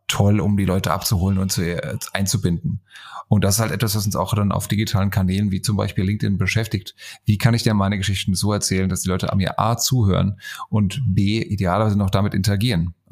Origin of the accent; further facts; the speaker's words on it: Frankfurt, Hesse, Germany; Frankfurter Bub, geboren, geboren und aufgewachsen hier in Frankfurt.